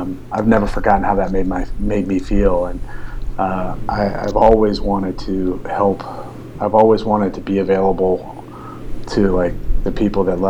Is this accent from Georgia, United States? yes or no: yes; Atlanta, Georgia, United States; I'm from Atlanta